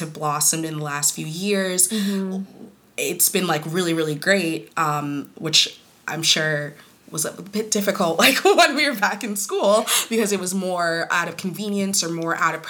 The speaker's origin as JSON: {"language": "English", "country": "United States", "tie": "born or raised there", "said": "Growing up Kenyan American"}